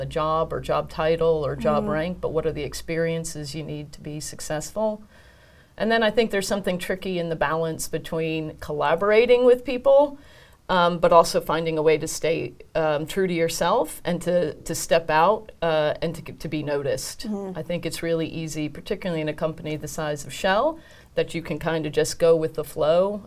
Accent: United States; being an American woman

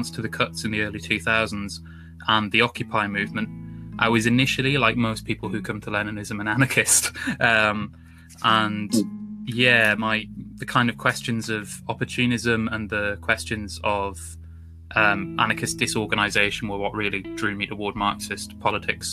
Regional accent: Newcastle upon Tyne, North East England, United Kingdom; moved away as an adult; now in Birmingham, United Kingdom; I'm from the northeast of England originally, from Newcastle

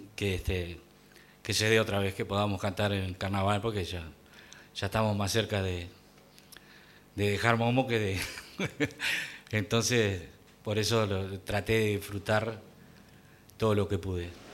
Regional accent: Mercedes, Soriano, Uruguay; moved away; also born or lived in Montevideo; Allá en mi pueblo, yo iba con mi abuelo, este, tendría cuatro o cinco años

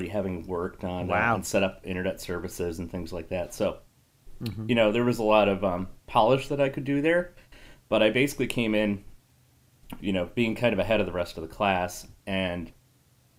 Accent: Connecticut, United States; I originally grew up in Connecticut

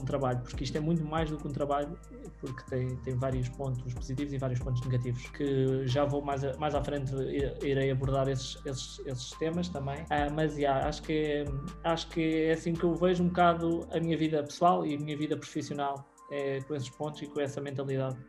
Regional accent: Leiria, Leiria District, Portugal; sou de Leiria

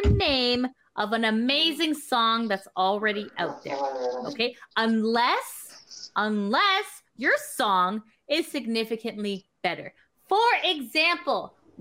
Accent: Canada; we're Canadian

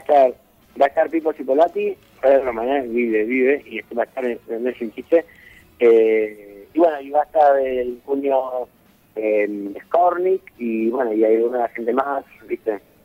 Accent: Santa Fe, Argentina; also born or lived in Lehmann; yo soy santafesino

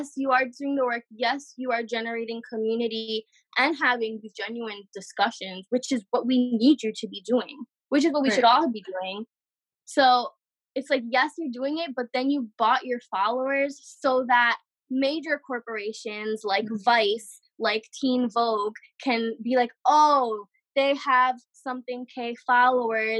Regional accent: New York City, New York, United States; also born or lived in Lebanon; born and raised in New York City

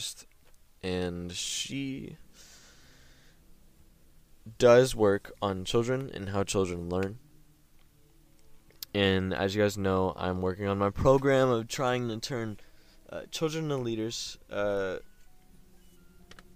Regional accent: United States; We're American

